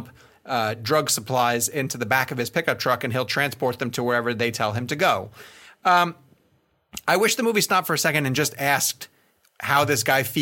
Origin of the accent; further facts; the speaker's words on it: the South, United States; as a Southerner